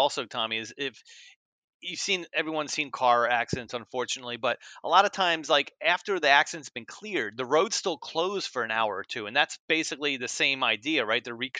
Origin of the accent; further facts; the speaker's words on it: New Jersey, United States; moved away as an adult; also born or lived in Scranton, Pennsylvania / the South; when I grew up in New Jersey, and I did actually my first weather job on TV in Scranton, Pennsylvania, and then moved down south